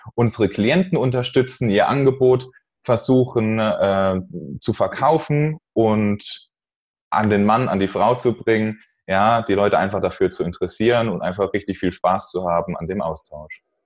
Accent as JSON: {"language": "German", "town": "Neustadt an der Weinstraße", "region": "Rhineland-Palatinate", "country": "Germany", "said": "Ich komme aus Neustadt an der Weinstraße"}